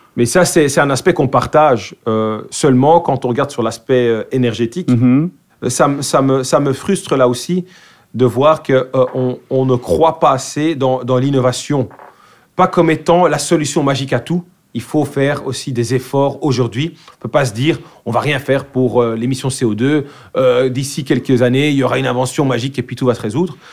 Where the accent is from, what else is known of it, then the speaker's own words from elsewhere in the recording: Brussels, Brussels-Capital Region, Belgium; accent: bruxellois; first language Dutch; French is a second language; moved away as an adult; now in Vilvoorde, Belgium; je suis né à Bruxelles. J'ai grandi à Bruxelles.